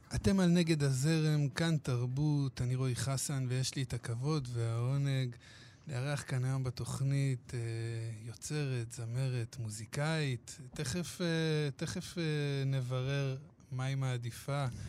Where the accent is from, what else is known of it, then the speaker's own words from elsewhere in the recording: Hadera, Haifa District, Israel; אני גדלתי בחדרה